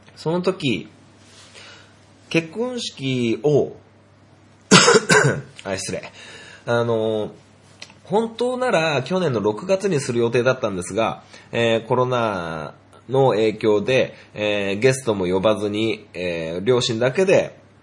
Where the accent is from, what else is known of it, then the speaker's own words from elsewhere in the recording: Niigata, Japan; 僕は新潟県で育って